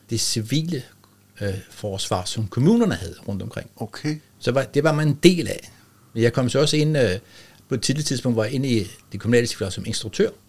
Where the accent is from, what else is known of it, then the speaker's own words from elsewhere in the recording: Rønne, Capital Region of Denmark, Denmark; Ja, jeg er født i Rønne.